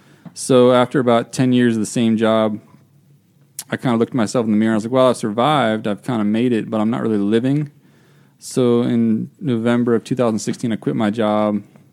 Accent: St. Mary's County, Maryland, United States; I was born and raised in St. Mary's County, Maryland.

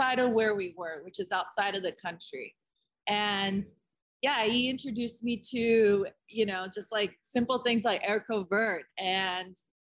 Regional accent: Dalton, Georgia, United States; also born or lived in California; now in Atlanta, United States; I've been raised in Northwest Georgia since I was 8 years old. I was born in California

